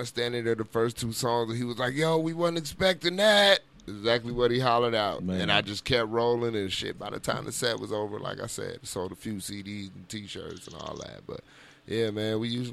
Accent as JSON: {"language": "English", "town": "Racine", "region": "Wisconsin", "country": "United States", "moved": "as an adult", "said": "I'm originally from Racine, Wisconsin. I ended up here about 13 years ago after I got out of the military."}